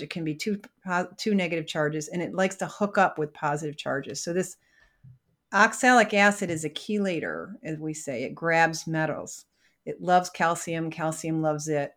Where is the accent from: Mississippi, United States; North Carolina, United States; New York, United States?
New York, United States; Syracuse; I grew up in Syracuse, New York